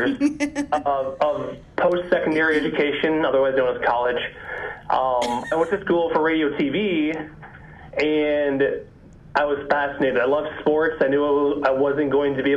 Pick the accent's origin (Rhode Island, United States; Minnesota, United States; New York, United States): Minnesota, United States; Southwest; moved away as an adult; also born or lived in Omaha, Nebraska; now in Des Moines, United States; born and raised in Southwest Minnesota, about an hour north of Iowa, an hour straight east of Brookings, South Dakota